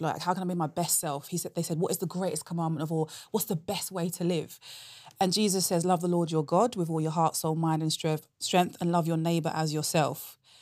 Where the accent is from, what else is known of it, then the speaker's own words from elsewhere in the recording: London, United Kingdom; moved away as an adult; now in Oxford, United Kingdom; I'm originally from London